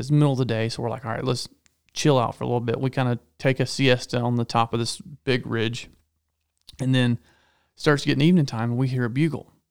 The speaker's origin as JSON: {"language": "English", "region": "Georgia", "country": "United States", "tie": "born or raised there", "said": "growing up in Georgia where everything's trees and hills"}